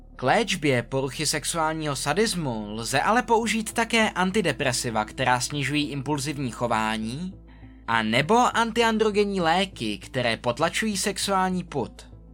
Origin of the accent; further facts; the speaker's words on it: Czechia; U nás v Čechách